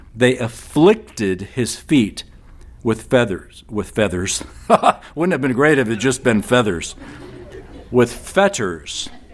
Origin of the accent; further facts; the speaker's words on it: San Antonio, Texas, United States; I grew up in San Antonio